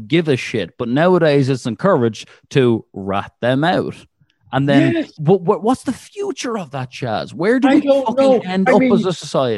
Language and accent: English; Ireland; I'm an Irishman